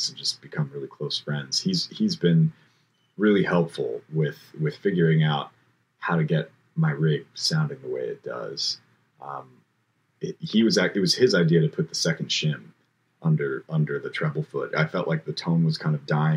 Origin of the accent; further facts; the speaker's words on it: Bainbridge Island, Washington, United States; I grew up on Bainbridge Island, across water from Seattle.